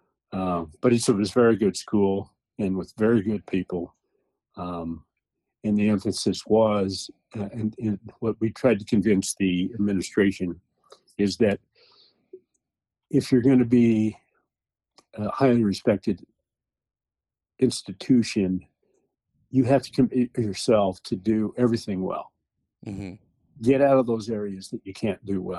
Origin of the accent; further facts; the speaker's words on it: Wyoming, United States; moved away; also born or lived in Bay Area, California / Illinois; I grew up in Wyoming